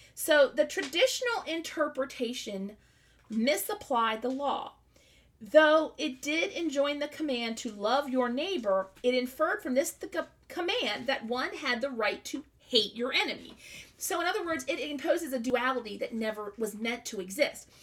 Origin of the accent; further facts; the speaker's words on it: the South, United States; I'm from the South